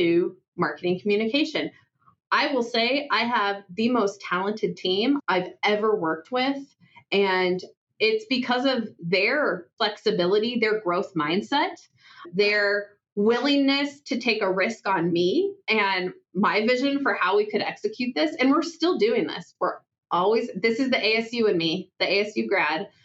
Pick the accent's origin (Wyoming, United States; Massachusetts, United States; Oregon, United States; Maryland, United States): Oregon, United States; now in Idaho, United States; I'm from the Northwest, I'm from Oregon